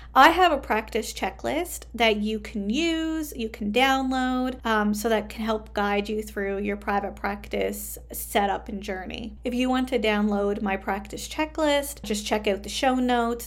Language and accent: English; Canada; I am a Canadian social worker